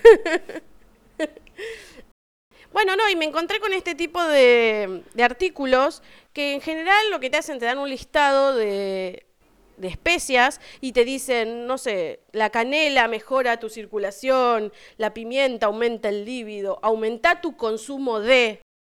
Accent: Argentina; yo no encontré muchas cosas argentinas, porque nosotros somos una mezcla de cosas de todos lados

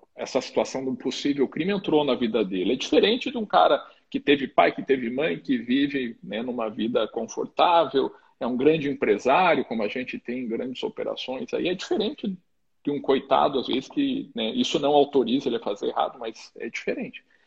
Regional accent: Curitiba, Paraná, Brazil; moved away as an adult; now in Mato Grosso do Sul, Brazil; sou formado pelo, lá no Paraná, sou de Curitiba

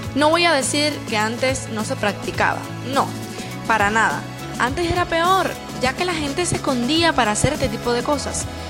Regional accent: Cuba; Esa es una frase que decimos en mi país

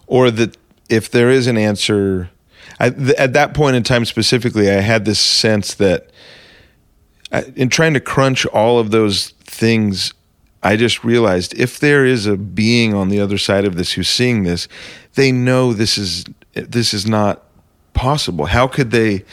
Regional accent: Arizona, United States; I'm from Arizona

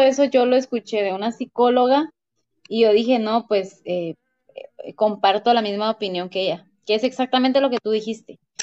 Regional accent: Guatemala; ¿de dónde eres? Pues de Guate

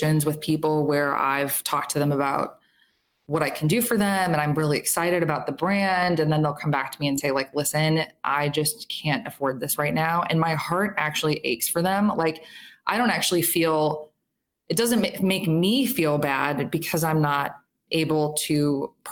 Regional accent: Chicago, Illinois, United States; also born or lived in Minneapolis; So I'm from Chicago. I live in Chicago now

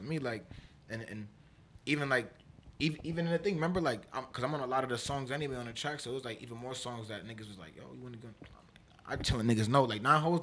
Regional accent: New York City, New York, United States; also born or lived in Yonkers, New York; I'm really from the Bronx

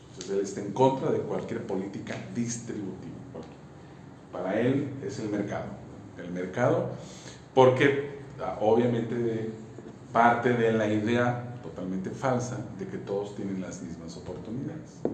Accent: Mexico; Brasil y México somos campeones de la desigualdad.

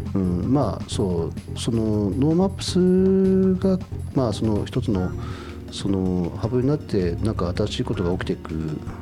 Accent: Doto, Hokkaido, Japan; now in Sapporo, Japan; 僕も道東出身で

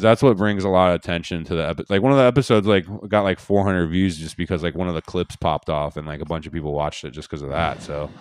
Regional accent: Seattle, Washington, United States; I'm from Seattle.

